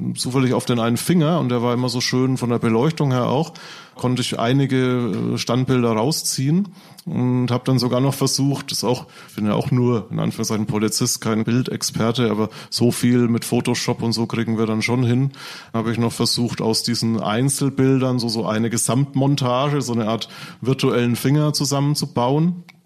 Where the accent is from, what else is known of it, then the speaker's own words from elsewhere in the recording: Franconia, Bavaria, Germany; accent: Franconian; wo ich herkomme, komme, aus Franken, das hört wahrscheinlich jeder